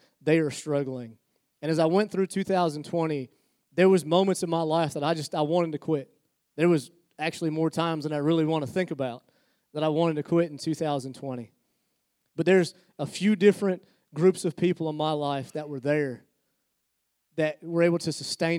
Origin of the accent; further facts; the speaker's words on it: Pennsylvania, United States; now in Albemarle, United States; I was born in Pennsylvania